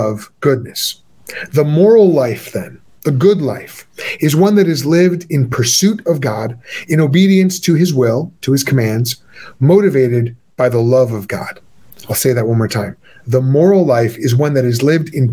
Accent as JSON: {"language": "English", "town": "Chicago", "region": "Illinois", "country": "United States", "said": "I hail from Chicago"}